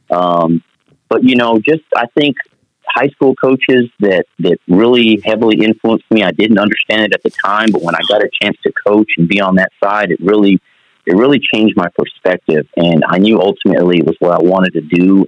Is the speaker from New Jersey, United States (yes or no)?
no; Portales, New Mexico, United States; moved away; I'm originally from Portales, New Mexico, so that's a mm that's a mm-hmm. small town in eastern New Mexico. Single parents household. Grew up with just my mother